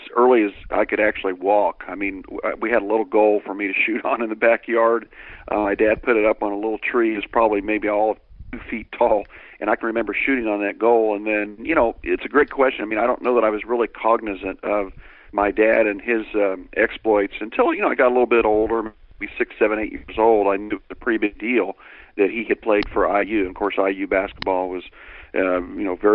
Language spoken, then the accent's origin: English; Greenwood, Indiana, United States; also born or lived in Center Grove, Indiana; I grew up in Greenwood, and we had a Greenwood bitty ball league.